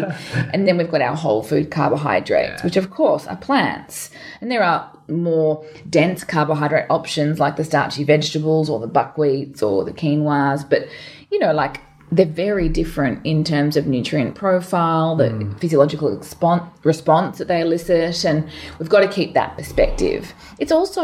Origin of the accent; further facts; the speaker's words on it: Townsville, Queensland, Australia; now in Melbourne, Australia; I grew up in Townsville